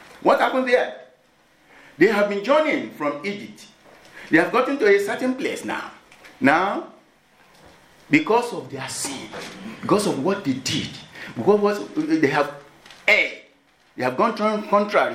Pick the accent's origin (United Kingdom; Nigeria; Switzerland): Nigeria; moved away; I'm from Nigeria